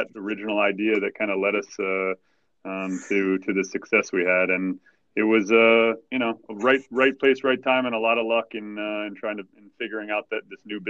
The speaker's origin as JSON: {"language": "English", "region": "Texas", "country": "United States", "tie": "born or raised there", "said": "I was born in Texas"}